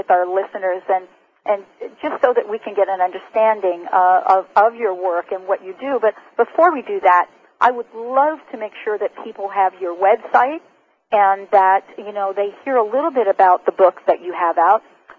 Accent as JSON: {"language": "English", "town": "Seattle", "region": "Washington", "country": "United States", "said": "since I am from Seattle, I cannot believe the level of stress not being connected."}